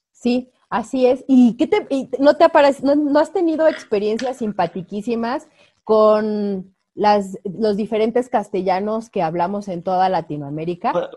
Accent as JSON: {"language": "Spanish", "country": "Mexico"}